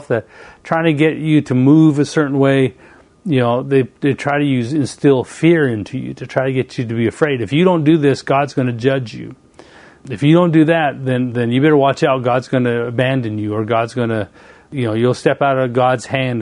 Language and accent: English; Canada; moved away as an adult; now in United States; I moved from Canada and went all the way to the United States, 3,000 miles away from home